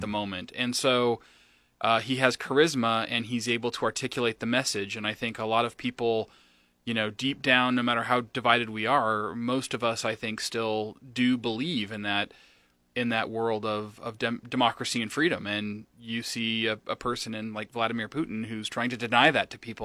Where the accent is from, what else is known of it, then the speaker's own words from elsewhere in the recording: Lincoln, Nebraska, United States; I'm from Lincoln, Nebraska